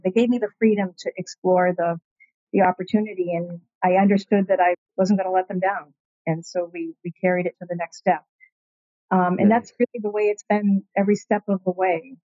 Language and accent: English; Peabody, Massachusetts, United States; I grew up in Peabody, in a, in a great neighborhood.